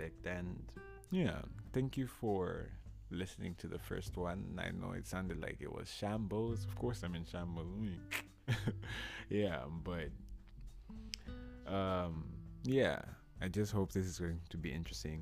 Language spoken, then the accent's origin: English; Zambia; now in Moscow, Russia; I'm from Zambia